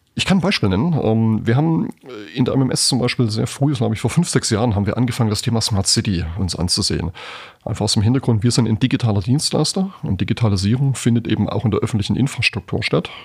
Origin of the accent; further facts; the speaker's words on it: Germany; als Deutsche